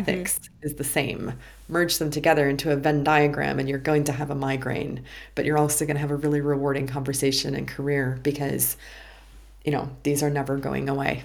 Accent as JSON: {"language": "English", "country": "United States", "said": "being American"}